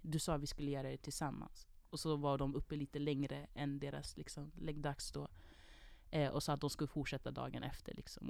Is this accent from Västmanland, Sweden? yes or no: no; Jordbro, Stockholm County, Sweden; jag kom från Jordbro, vi har inte värsta orten